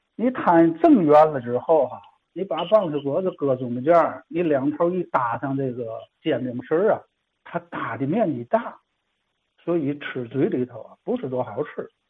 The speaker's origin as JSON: {"language": "Chinese", "region": "Tianjin", "country": "China", "said": "咱们天津这边儿这几代人之后发音呢，就是我们家人是我父亲，直接就管它叫嘛，叫烙子"}